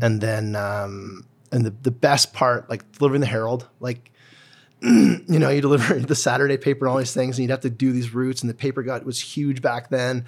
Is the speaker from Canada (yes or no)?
yes; Calgary, Alberta, Canada; I grew up in Cedar Bray and then Braeside